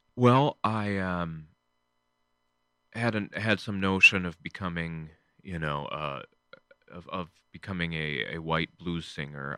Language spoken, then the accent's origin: English; Michigan, United States; I grew up in, um, a small town in Michigan.